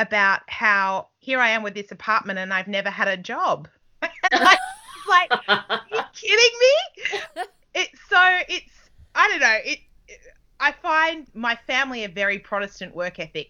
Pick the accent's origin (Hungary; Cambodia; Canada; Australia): Australia; moved away as an adult; also born or lived in England